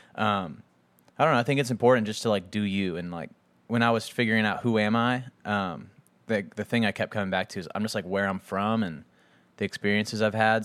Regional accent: Scottsdale, Arizona, United States; moved away as an adult; also born or lived in Texas; now in Nashville, United States; Phoenix, Scottsdale area where I grew up

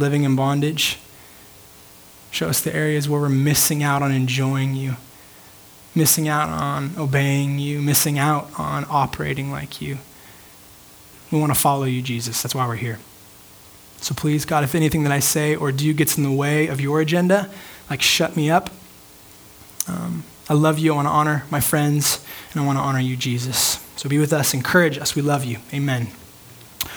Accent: United States; amounts of freedom that I'm used to as an American.

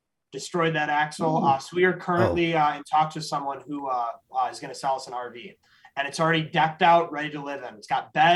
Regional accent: Chicago, Illinois, United States; we are in the Chicagoland area in Illinois.

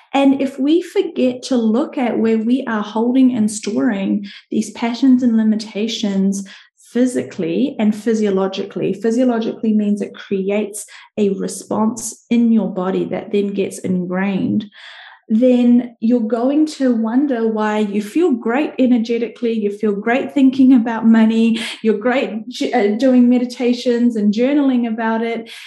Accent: New Zealand; I'm from New Zealand

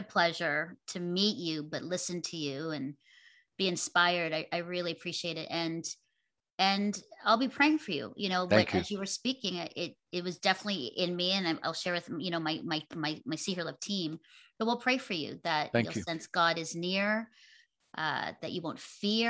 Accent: Burlington, Ontario, Canada; I'm here in my hometown of Burlington, Ontario, hanging out downtown in our village square.

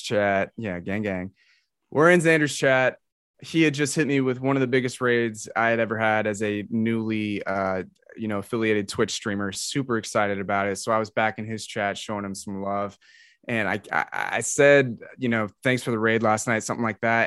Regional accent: Atlanta, Georgia, United States; in the metro Atlanta area. Um, I grew up, lived in the same house for eighteen years in high school, never moved.

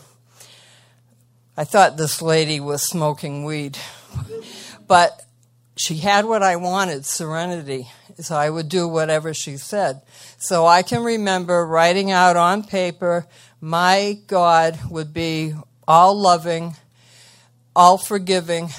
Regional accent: Massachusetts, United States; also born or lived in Marshfield, Massachusetts; I'm from Massachusetts, Marshfield right now

